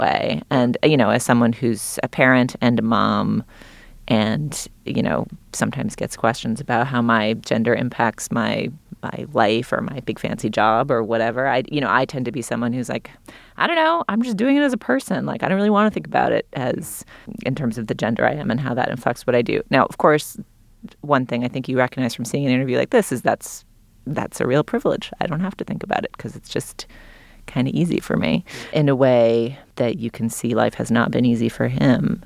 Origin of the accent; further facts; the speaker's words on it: Boston, Massachusetts, United States; I grew up in New England, in Boston